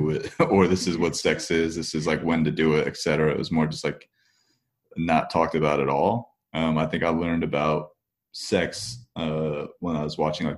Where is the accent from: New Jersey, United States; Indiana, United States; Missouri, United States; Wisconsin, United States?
New Jersey, United States; Parsippany; Parsippany, New Jersey. Yep, that's, I was born and raised there, spent my entire life there basically